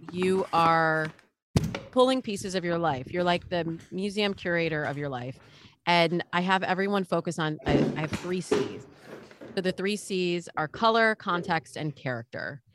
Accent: Midwest, United States; I grew up in the Midwest

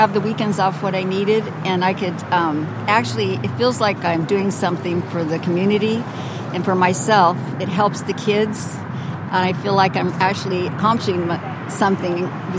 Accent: Las Vegas, Nevada, United States; I was born and raised in Las Vegas.

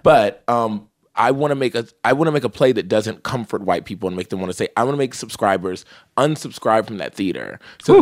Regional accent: California, United States; I'm from California

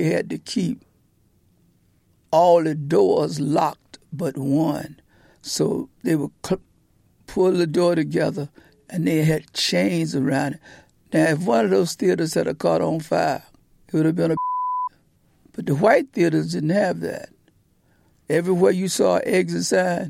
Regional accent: Portsmouth, Virginia, United States; Portsmouth, Virginia

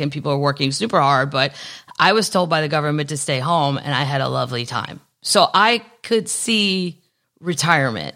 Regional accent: Missouri, United States; also born or lived in Los Angeles; now in Nashville, United States; I'm from Missouri

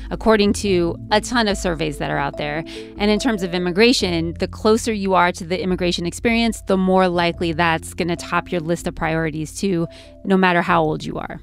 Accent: California, United States; my home state, California

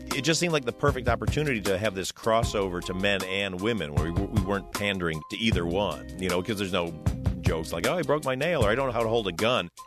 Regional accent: Detroit, Michigan, United States; I was a kid from Detroit

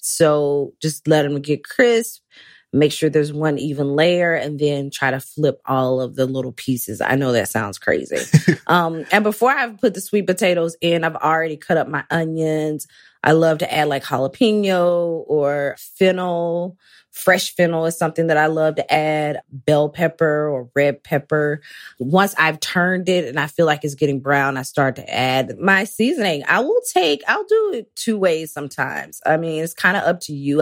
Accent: Athens, Georgia, United States; now in New York City, United States; moved to my hometown, Athens, temporarily

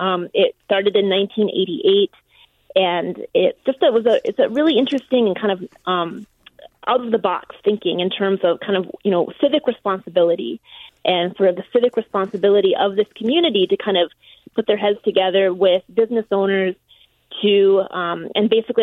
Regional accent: near Bemidji, Minnesota, United States; I was born in Minnesota. I was born up near Bemidji, so I have a lot of history with snow.

